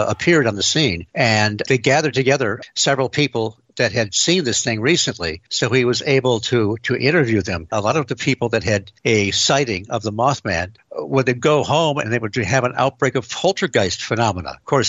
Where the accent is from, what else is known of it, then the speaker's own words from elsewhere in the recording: Detroit, Michigan, United States; Well, I grew up in the Detroit area, and this wave of sightings, we were getting reports from places like Ann Arbor, Hillsdale, Dexter.